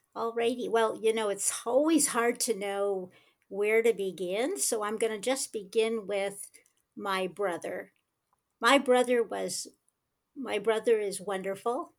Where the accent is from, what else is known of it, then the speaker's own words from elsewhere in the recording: United States; now in Rehovot, Israel; I was born in the United States